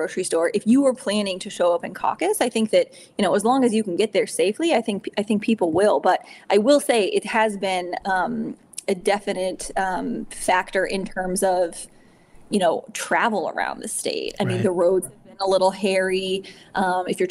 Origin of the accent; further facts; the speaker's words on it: Ohio, United States; moved away; also born or lived in Wisconsin / Chicago; I'm from Ohio. I spent some time in Wisconsin, as you know, some time in Chicago